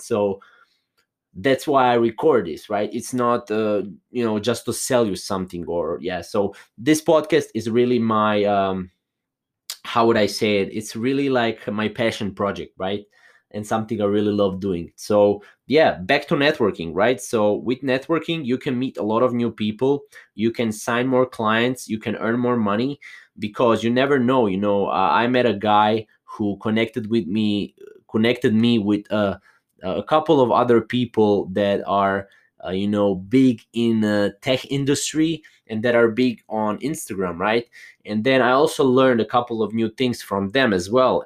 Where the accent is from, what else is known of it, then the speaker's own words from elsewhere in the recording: Croatia; I'm not from, uh, U S A. I am from Croatia, a little small country in Europe.